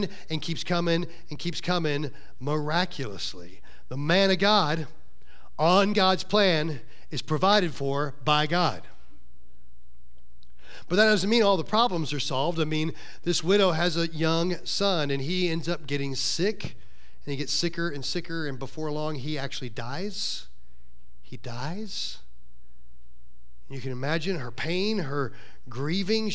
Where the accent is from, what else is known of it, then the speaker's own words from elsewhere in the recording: Florida, United States; that guy from Florida